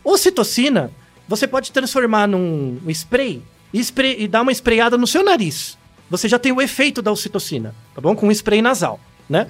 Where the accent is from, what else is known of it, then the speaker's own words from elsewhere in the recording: São Paulo, Brazil; eu nasci em São Paulo